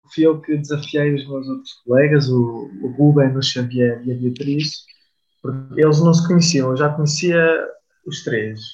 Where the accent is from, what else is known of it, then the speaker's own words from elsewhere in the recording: Aveiro, Centro, Portugal; tenho 25 anos, sou da Aveiro